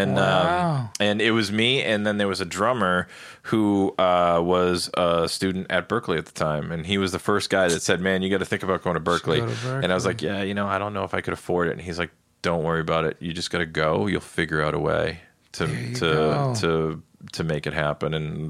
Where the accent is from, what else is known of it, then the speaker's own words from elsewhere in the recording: Ireland; Even though I'm Irish and I'll probably catch hell for this, I actually liked the English stout better than the Irish stout.